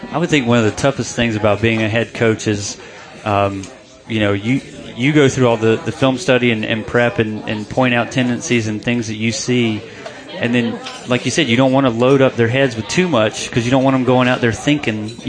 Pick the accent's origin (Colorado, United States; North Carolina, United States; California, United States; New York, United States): North Carolina, United States; I'm born and raised in North Carolina, so wrestling is not really in my blood.